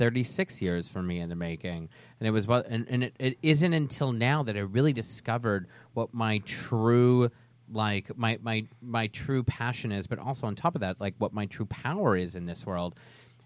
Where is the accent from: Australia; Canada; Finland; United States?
Canada; I'm from Canada. We have snow everywhere.